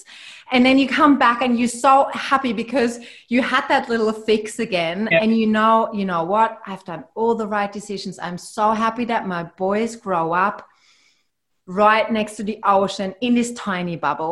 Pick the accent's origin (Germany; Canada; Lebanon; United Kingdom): Germany; near Heidelberg, Baden-Württemberg; now in Australia; I grew up right next to Heidelberg